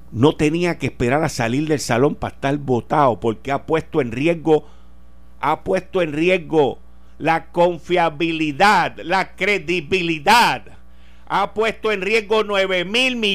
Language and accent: Spanish; Puerto Rico; Yo soy de Puerto Rico.